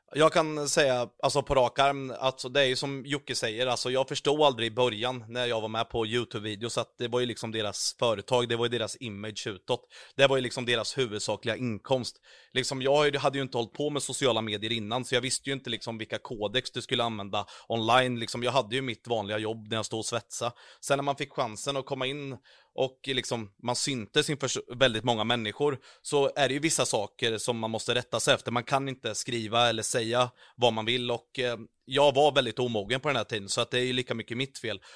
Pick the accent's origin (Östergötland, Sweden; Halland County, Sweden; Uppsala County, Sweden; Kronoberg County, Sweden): Östergötland, Sweden; Vadstena; moved away; also born or lived in Mjölby / Karlskoga; jag är från Vastena från början